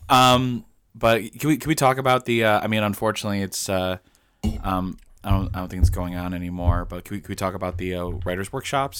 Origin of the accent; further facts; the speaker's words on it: Illinois, United States; I'm, I'm not from Utah. I'm from Illinois